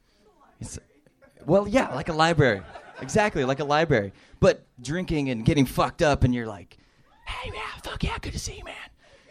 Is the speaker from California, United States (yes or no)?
yes; Long Beach, California, United States; so I'm from Long Beach, California. Drove all the way up here to see Kill Tony.